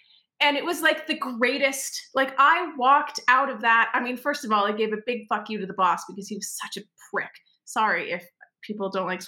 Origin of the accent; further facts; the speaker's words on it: New York, United States; I literally, and as a New Yorker, you'll get this. I literally was like walking around Manhattan with a stack of color flyers.